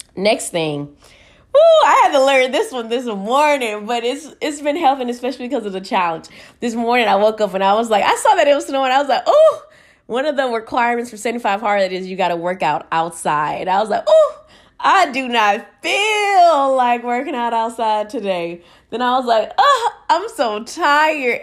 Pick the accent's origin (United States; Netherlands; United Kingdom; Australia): United States; Houston, Texas; moved away; I'm from Houston. We, it's probably hot right now over there. We ain't used to the snow